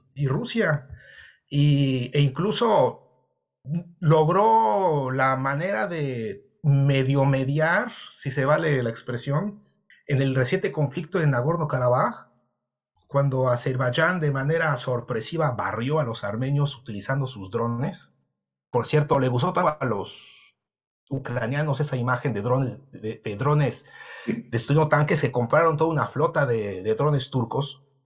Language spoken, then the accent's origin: Spanish; Mexico; moved away; also born or lived in Europe; yo soy mexicano